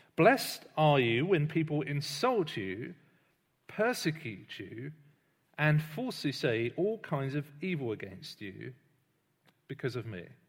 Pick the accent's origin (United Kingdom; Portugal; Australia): United Kingdom; I'm British, uh, but I don't really think much about being British every day